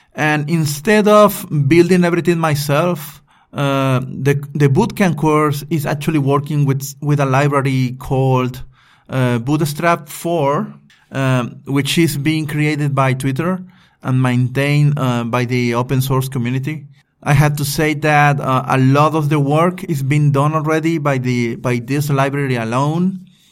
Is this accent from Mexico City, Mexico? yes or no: no; Veracruz, Mexico; moved away as an adult; also born or lived in Puebla; I just moved into my hometown, Veracruz, from Puebla.